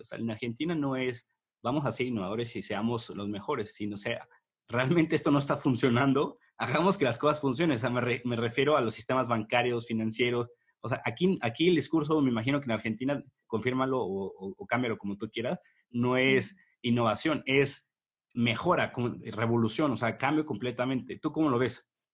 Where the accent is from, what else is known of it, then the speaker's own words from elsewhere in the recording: Mexico; yo soy mexicano